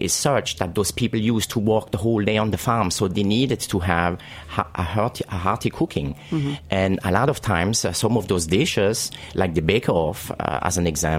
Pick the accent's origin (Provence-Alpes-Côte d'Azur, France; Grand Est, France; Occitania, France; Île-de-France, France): Grand Est, France; Alsace; moved away as an adult; now in New York City, United States; I grew up in Alsace region in a very small town, about 1,500 people in the town. And I grew up on a farm.